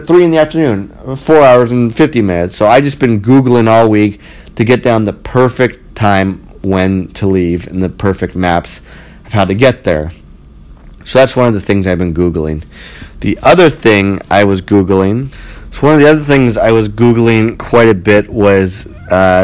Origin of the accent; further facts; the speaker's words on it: Ottawa, Ontario, Canada; now in Toronto, Canada; I'm from Ottawa